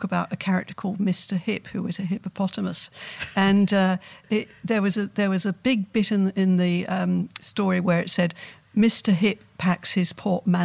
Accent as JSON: {"language": "English", "region": "London", "country": "United Kingdom", "tie": "born or raised there", "said": "I grew up in London"}